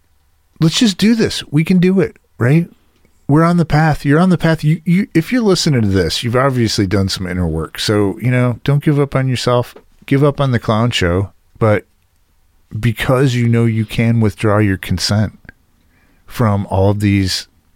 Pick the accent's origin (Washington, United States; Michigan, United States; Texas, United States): Michigan, United States; Detroit; I grew up in Detroit